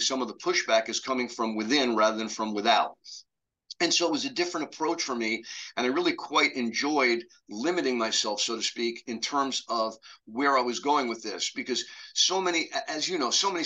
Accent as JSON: {"language": "English", "town": "New York City", "region": "New York", "country": "United States", "tie": "born or raised there", "said": "I grew up in New York City"}